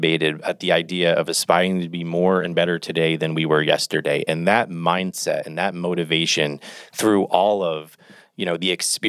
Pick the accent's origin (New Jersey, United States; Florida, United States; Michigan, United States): New Jersey, United States; I'm from New Jersey.